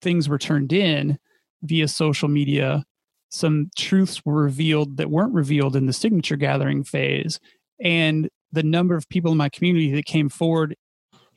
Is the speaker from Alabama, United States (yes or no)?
no; Illinois, United States; my hometown